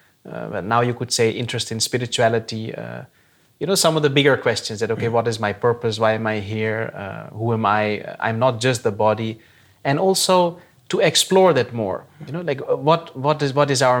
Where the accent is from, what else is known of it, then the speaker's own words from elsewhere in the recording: Netherlands; I was born and brought up in the Netherlands, completed my education here, university, everything.